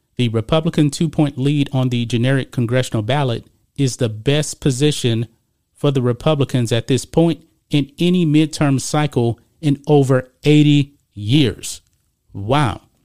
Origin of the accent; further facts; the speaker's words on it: Texas, United States; I grew up in Texas, so I grew up ar-, around a lot of Mexican Americans